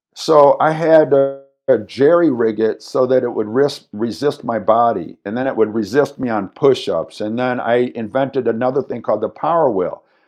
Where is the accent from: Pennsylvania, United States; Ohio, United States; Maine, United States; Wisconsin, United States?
Wisconsin, United States; Madison; I was born here in Madison, Wisconsin.